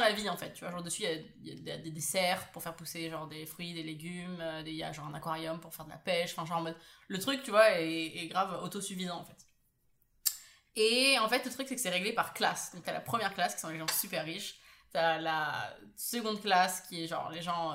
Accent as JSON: {"language": "French", "town": "Paris", "region": "Île-de-France", "country": "France", "said": "je viens de Paris"}